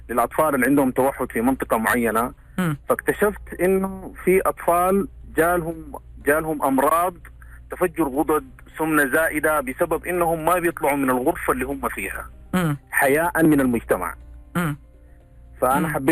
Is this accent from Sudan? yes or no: yes; Sudan; آه معك اخوك … انا سوداني